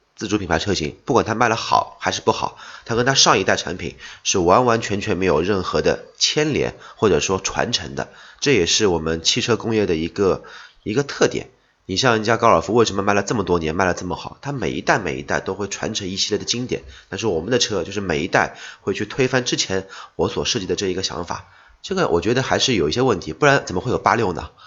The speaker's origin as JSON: {"language": "Chinese", "country": "China", "said": "我们中国人"}